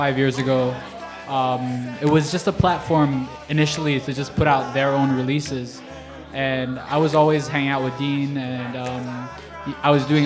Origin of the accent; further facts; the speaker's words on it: Singapore; moved away as an adult; now in New York City, United States; I'm born and bred from Singapore.